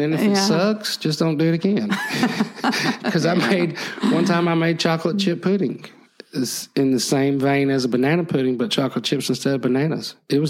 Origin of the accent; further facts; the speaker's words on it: Phenix City, Alabama, United States; I'm from Phoenix City.